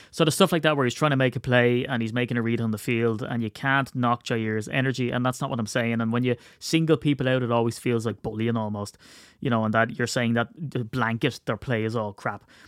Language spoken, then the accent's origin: English; Ireland